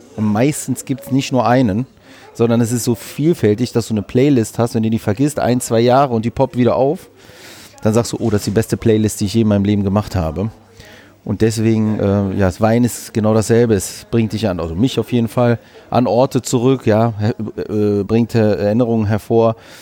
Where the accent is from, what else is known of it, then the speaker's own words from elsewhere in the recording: Düsseldorf, North Rhine-Westphalia, Germany; also born or lived in Greece; ich bin Düsseldorfer Grieche